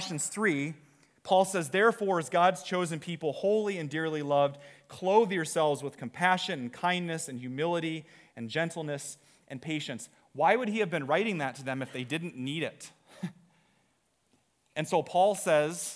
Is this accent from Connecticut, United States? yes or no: no; Iowa, United States; we're from Iowa